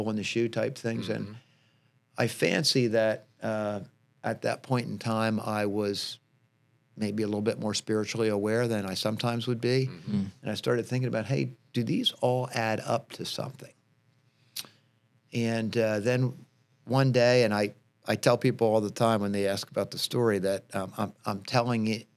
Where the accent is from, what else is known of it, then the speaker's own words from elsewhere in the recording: New Jersey, United States; moved away as an adult; also born or lived in Lancaster County, Pennsylvania; now in Lancaster, United States; I was born in New Jersey